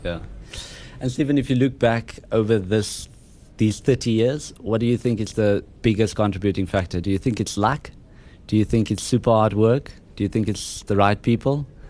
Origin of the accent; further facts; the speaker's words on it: Harrismith, Free State, South Africa; I'm from Harry Smith